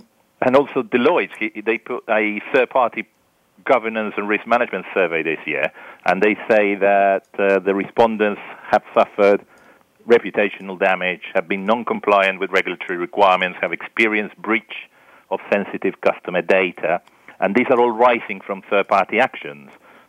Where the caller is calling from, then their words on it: Buenos Aires, Argentina; I'm calling from Buenos Aires, Argentina, although my accent is not really from there.